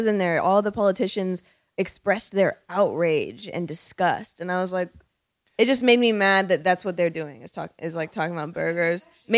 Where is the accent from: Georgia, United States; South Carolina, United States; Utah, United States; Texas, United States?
Georgia, United States; Alpharetta; also born or lived in Johns Creek, Georgia; I was raised in Alpharetta and Johns Creek.